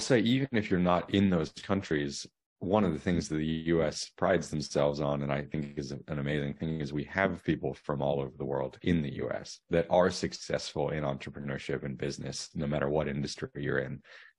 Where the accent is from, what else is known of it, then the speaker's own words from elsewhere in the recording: Asia, Australia; now in United States; I was born in Australia and grew up in Asia.